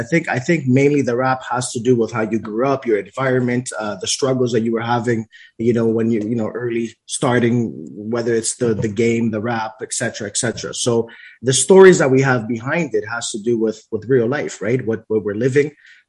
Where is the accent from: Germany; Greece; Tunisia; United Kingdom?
Greece; now in Toronto, Canada; And we come from Greece. So we live in Toronto, Canada, but we lived in Greece for a very long time.